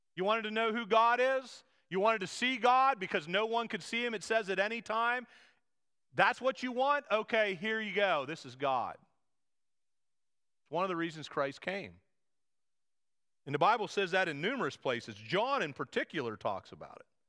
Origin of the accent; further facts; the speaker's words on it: United States